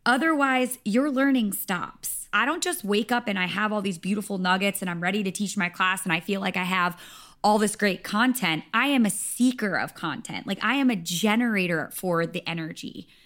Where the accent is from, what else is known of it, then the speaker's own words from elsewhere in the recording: Rhode Island, United States; moved away as an adult; also born or lived in Nashville / Los Angeles; I'm from Rhode Island